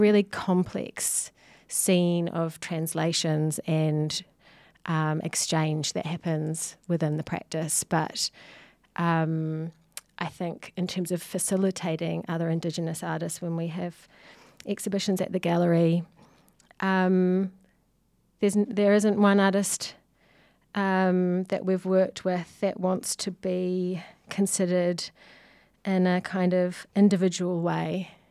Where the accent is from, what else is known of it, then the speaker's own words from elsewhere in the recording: Whanganui, Manawatū-Whanganui, New Zealand; also born or lived in Manchester, United Kingdom; now in Auckland, New Zealand; I come from Wanganui